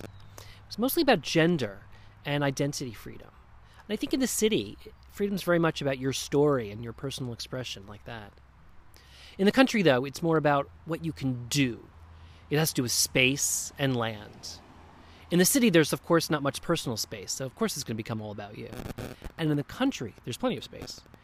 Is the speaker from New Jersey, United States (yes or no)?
yes; Springfield, New Jersey, United States; now in Hudson Valley, New York, United States; My hometown of Springfield